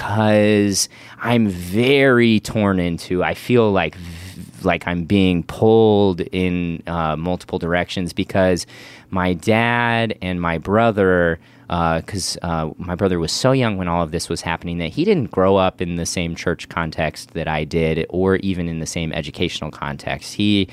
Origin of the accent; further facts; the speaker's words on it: Midwest, United States; now in Los Angeles, United States; growing up in the Midwest in a very Republican context versus like living in LA versus the Midwest. That's its own cultural shift that I'm trying to navigate on top of this faith stuff.